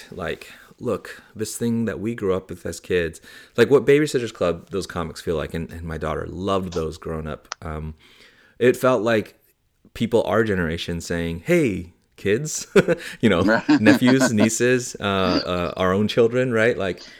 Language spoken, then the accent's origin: English; San Francisco, California, United States; childhood growing up in San Francisco and so on.